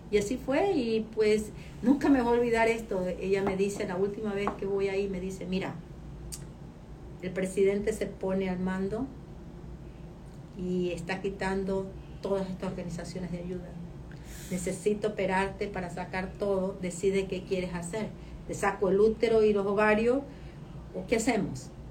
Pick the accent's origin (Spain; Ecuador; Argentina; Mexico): Ecuador; moved away as an adult; now in United States; Soy ecuatoriana, no venezolana.